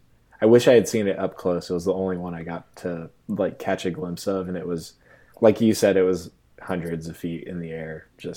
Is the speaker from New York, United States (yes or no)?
no; Virginia Beach, Virginia, United States; And, then I grew up surfing in Virginia Beach too.